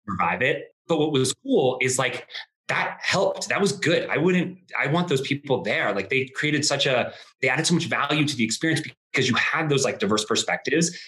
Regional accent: Colorado, United States; growing up in Colorado

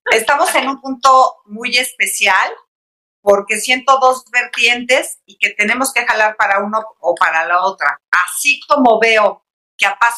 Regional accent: Mexico; no aceptamos motes, no aceptamos pis, no aceptamos ninis, no aceptamos tairos, todos somos mexicanos.

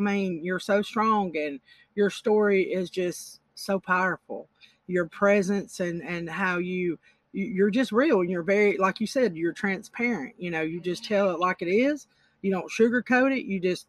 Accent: Alabama, United States; Yes. Alabama.

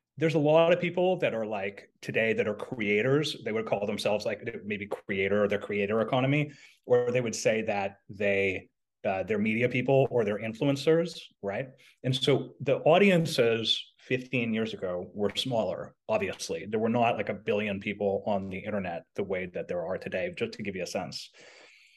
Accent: Montreal, Quebec, Canada; I was in Quebec, which is where I was brought up in Montreal.

